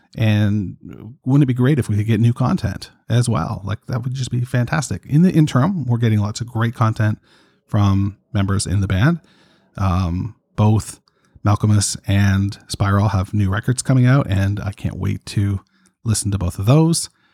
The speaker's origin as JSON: {"language": "English", "town": "Toronto", "region": "Ontario", "country": "Canada", "said": "I'm from Toronto, Canada"}